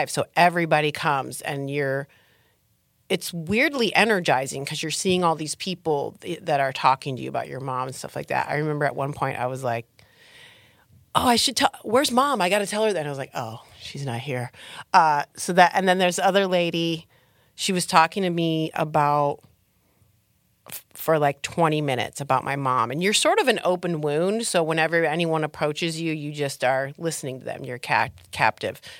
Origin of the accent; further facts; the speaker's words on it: Trenton, Michigan, United States; now in Los Angeles, United States; I'm from south of Detroit, Trenton, uh-huh. Michigan, uh-huh. suburbs of Detroit.